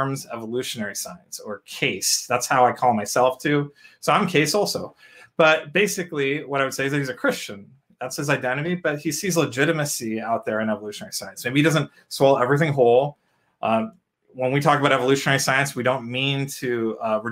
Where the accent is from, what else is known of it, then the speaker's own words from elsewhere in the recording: India; I'm an Indian.